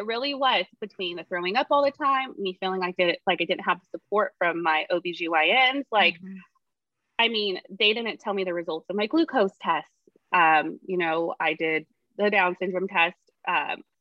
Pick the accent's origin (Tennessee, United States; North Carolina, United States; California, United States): California, United States; Tulare; I'm from Tulare, which is 2 hours from where I live now